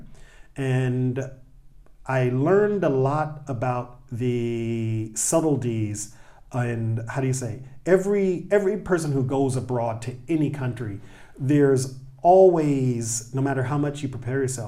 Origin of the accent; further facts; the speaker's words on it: Dallas, Texas, United States; moved away as an adult; also born or lived in Tokyo, Japan; growing up in Dallas, yes, we had forests and whatnot